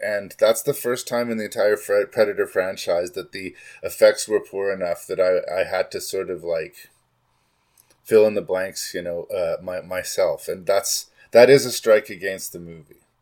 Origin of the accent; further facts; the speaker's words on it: Canada; As a Canadian